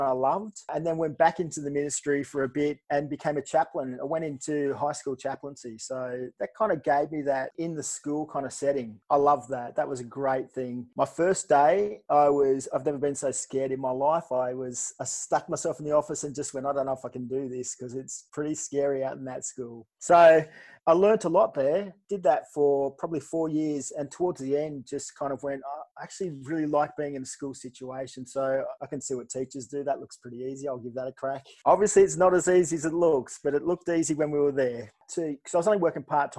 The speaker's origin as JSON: {"language": "English", "town": "Sydney", "region": "New South Wales", "country": "Australia", "tie": "born or raised there", "moved": "as an adult", "lives_now": "Perth, Australia", "said": "I grew up in Sydney, was there till I was mid-20s and was married."}